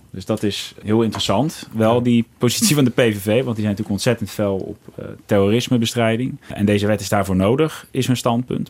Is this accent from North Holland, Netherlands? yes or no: no; Rotterdam, South Holland, Netherlands; ik ben zelf een Rotterdammer